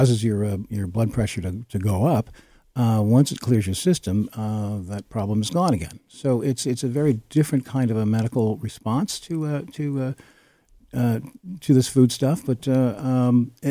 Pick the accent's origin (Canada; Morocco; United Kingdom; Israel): Canada; Essex County, Ontario; also born or lived in Toronto; now in Stratford, Canada; I grew up in Essex County along with Kathy